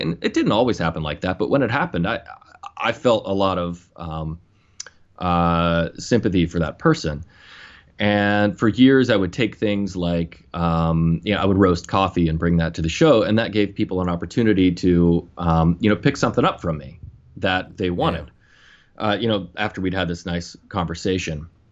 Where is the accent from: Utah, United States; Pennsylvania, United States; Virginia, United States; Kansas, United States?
Pennsylvania, United States; Western; moved away as an adult; also born or lived in New Jersey; I grew up in Western Pennsylvania, just south of uh, Lake Erie, little town